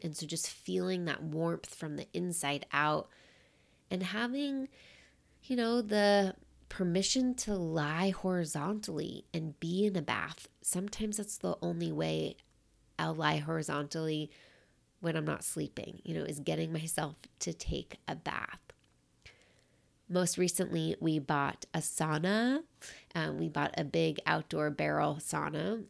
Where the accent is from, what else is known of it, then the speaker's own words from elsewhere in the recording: New York City, New York, United States; moved away as an adult; also born or lived in Michigan; now in Seattle, United States; growing up in New York City, we have winters.